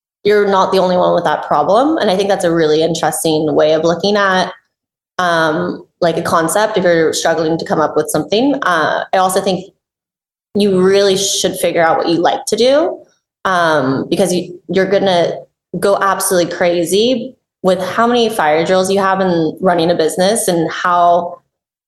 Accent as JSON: {"language": "English", "area": "Bay Area", "region": "California", "country": "United States", "tie": "born or raised there", "said": "I grew up in Bay Area"}